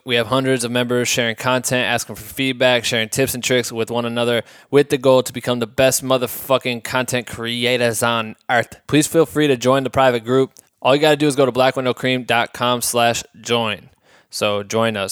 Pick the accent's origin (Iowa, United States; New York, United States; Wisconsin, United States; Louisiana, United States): Iowa, United States; moved away as an adult; now in Los Angeles, United States; I'm from Iowa